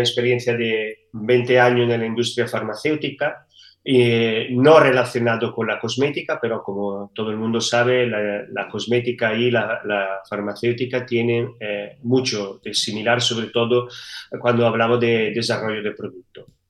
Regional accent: Italy; Spanish is a second language; moved away as an adult; now in Seville, Spain; Italia de donde, de donde soy de origen.

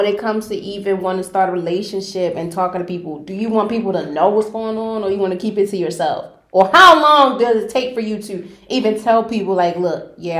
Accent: Baltimore, Maryland, United States; I'm from Baltimore.

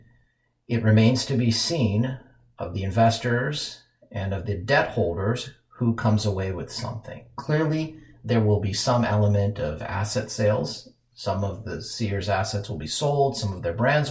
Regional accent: Minneapolis, Minnesota, United States; my hometown of Minneapolis

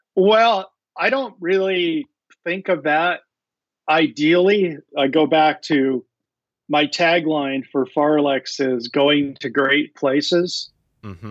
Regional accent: Montana, United States; moved away as an adult; also born or lived in Seattle area, Washington; now in Seattle, United States; growing up in Montana with uh, superb trout fishing

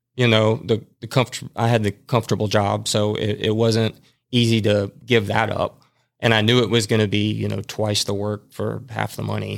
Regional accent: Madison, Alabama, United States; I grew up in Madison

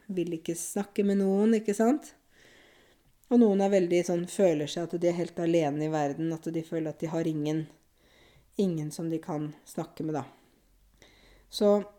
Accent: Norway; Jeg bor jo i Norge, jeg er norsk, jeg kjenner jo landet mitt

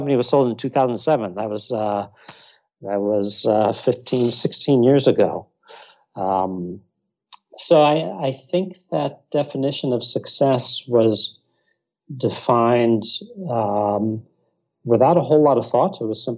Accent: Texas, United States; born there; also born or lived in Iraq / North Africa; I was born in Texas. My mother and her family are from Texas. My father's from Iraq.

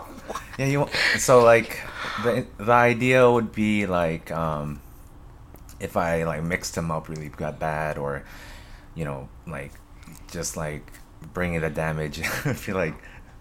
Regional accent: Hawaii, United States; moved away; Hawaii. I grew up in Hawaii.

